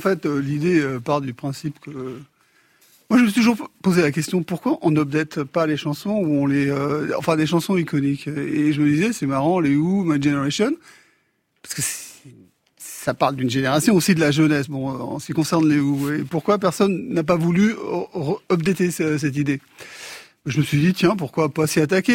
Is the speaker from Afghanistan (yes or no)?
yes; Afghanistan; je viens d'Afghanistan